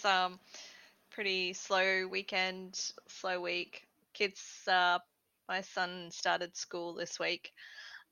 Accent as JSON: {"language": "English", "region": "Queensland", "country": "Australia", "said": "I am Queenslander."}